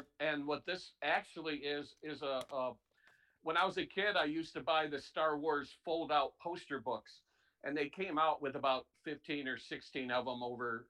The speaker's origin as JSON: {"language": "English", "town": "Chula Vista", "region": "California", "country": "United States", "said": "And my dad was stationed in the Navy, and so I'm from Chula Vista, California."}